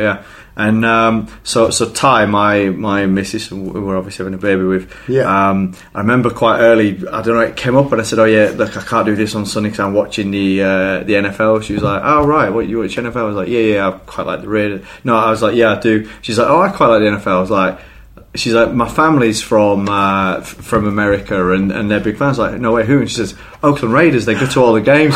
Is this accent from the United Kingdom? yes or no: yes; England, United Kingdom; we're English and we like football